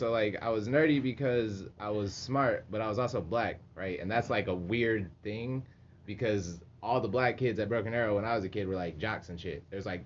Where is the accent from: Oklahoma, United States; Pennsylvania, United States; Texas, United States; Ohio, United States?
Oklahoma, United States; I'm from Oklahoma, where the Bible is.